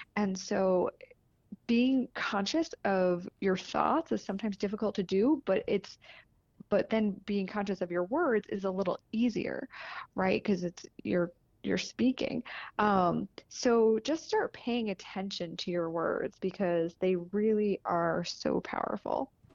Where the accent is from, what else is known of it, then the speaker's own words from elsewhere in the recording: northern New Jersey, United States; now in Denver, United States; I'm from New Jersey, so, and my sister lives right near the beach, but northern New Jersey